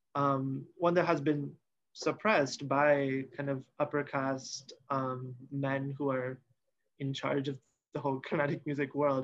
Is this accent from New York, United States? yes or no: no; Seattle, Washington, United States; since I was one year old, I've lived in the US. Um, I, I grew up in Seattle, Washington